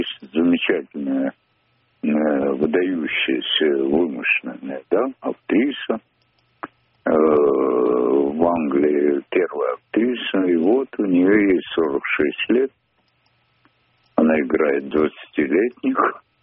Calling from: Moscow Oblast, Russia

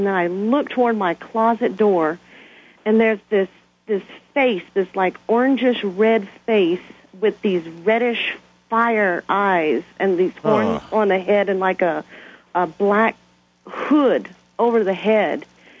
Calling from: Brighton, Colorado, United States; And I'm calling from Brighton, Colorado.

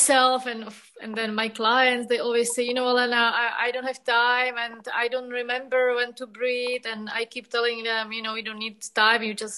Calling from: Prague, Czechia; Hello, I'm calling from Prague.

